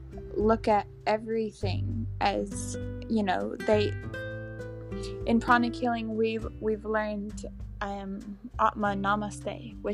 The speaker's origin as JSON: {"language": "English", "region": "England", "country": "United Kingdom", "said": "But I'm English, so I say food."}